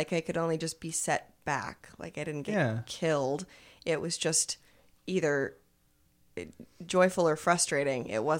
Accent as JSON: {"language": "English", "town": "Seattle", "region": "Washington", "country": "United States", "said": "I'm from Seattle."}